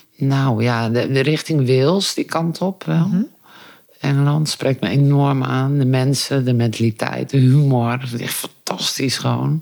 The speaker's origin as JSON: {"language": "Dutch", "region": "Friesland", "country": "Netherlands", "tie": "born or raised there", "moved": "yes", "lives_now": "Aalten, Netherlands", "said": "Ik ben opgegroeid in Friesland"}